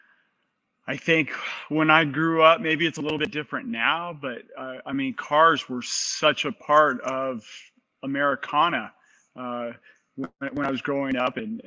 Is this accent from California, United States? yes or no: yes; Southern California, United States; I grew up in Southern California